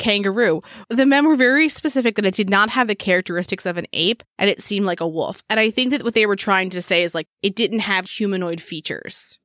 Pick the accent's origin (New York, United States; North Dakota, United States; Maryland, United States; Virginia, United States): Maryland, United States; I'm from Maryland